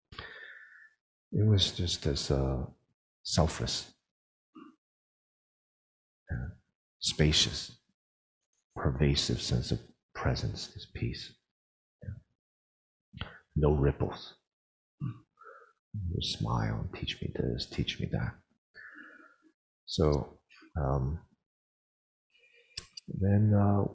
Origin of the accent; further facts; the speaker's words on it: United States; growing up in the United States